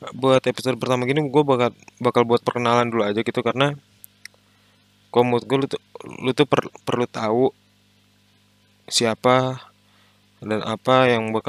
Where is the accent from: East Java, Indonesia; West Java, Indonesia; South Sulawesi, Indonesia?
West Java, Indonesia; Bogor; now in Yogyakarta, Indonesia; gue sekarang lagi menetap di Jogja uh, tapi jelasnya tuh gue dari asalnya gue dari Bogor